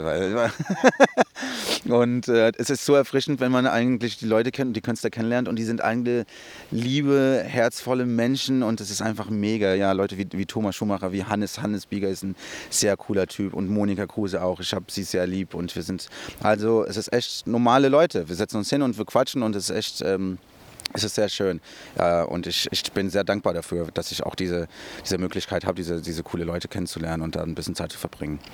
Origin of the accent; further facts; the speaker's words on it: São Paulo, Brazil; moved away; in Brasilien bin ich in Interlagos aufgewachsen. Das ist der Stadtteil, wo, ich, wo wir gewohnt haben.